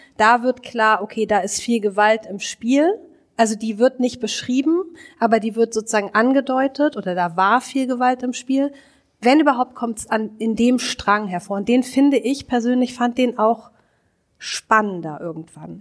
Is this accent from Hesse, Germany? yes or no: no; Hamburg, Germany; now in Berlin, Germany; ich bin Hamburgerin